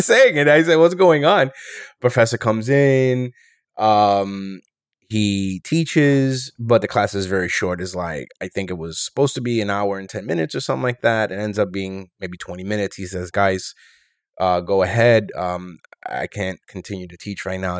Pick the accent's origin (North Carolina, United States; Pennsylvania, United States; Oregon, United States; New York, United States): New York, United States; New York City; also born or lived in Rochester, New York; born and raised in New York City.